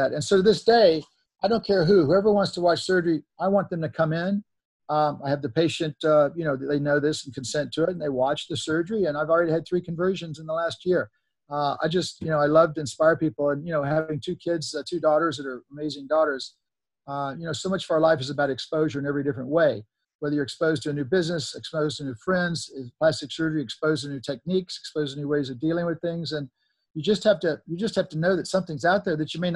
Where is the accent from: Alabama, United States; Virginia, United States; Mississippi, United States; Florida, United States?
Mississippi, United States; moved away; also born or lived in Laurel, Mississippi; I came from Mississippi, which is probably the poorest, most least educated state